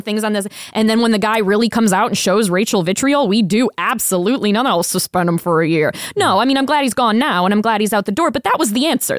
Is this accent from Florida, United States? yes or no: yes; Tampa, Florida, United States; now in Las Vegas, United States; I am from Tampa